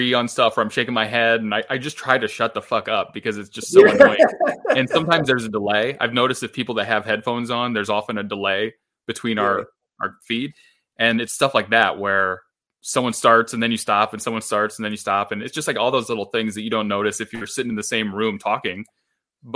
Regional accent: Midwest of the US, United States; I come from the Midwest of the US.

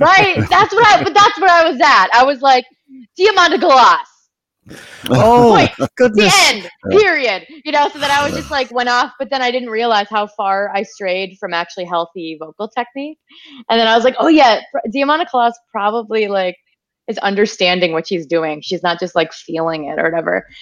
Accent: Wisconsin, United States; growing up in Wisconsin in the woods

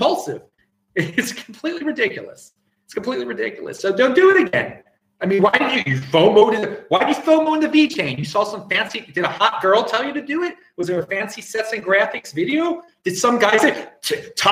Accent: Baltimore, Maryland, United States; now in Australia; I'm from Baltimore originally, and so I still check the Baltimore web, and I will be back in Baltimore in less than 2 weeks for Thanksgiving with the family

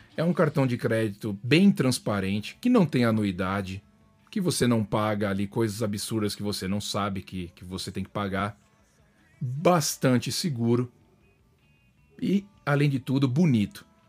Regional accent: Brazil; now in United States; mesmo sendo brazuca

